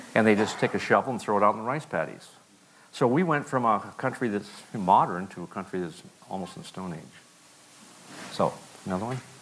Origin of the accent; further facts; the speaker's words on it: Plains, Montana, United States; also born or lived in Missoula, Montana; I was raised in Montana, a little town called Plains.